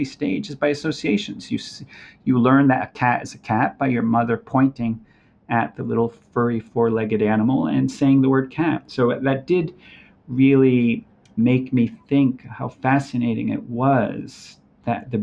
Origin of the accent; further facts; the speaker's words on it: Brazil; now in Los Angeles, United States; We grew up in Brazil